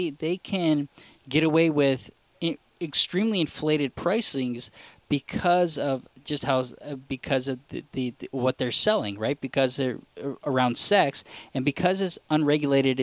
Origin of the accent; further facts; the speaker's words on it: United States; I'm an American citizen